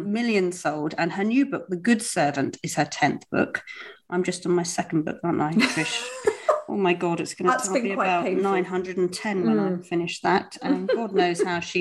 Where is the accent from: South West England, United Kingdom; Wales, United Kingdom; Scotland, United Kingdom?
South West England, United Kingdom; Cornwall; moved away; I'm Cornish and I grew up in Cornwall.